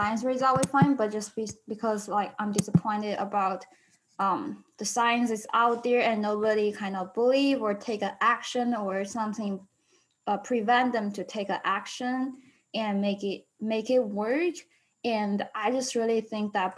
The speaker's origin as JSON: {"language": "English", "country": "China", "said": "although I'm not US citizens, I'm from China."}